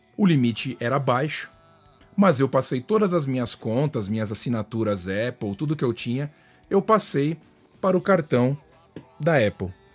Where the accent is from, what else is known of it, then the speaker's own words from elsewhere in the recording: Brazil; now in United States; mesmo sendo brazuca